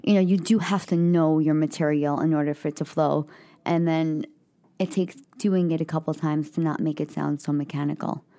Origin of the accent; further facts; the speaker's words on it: New York City, New York, United States; I'm a kid from the Bronx